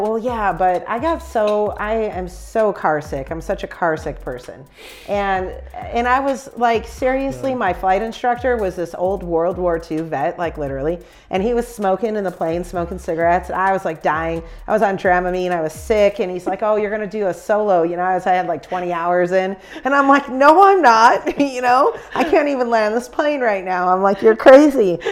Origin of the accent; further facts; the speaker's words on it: Chicago, Illinois, United States; I'm from Chicago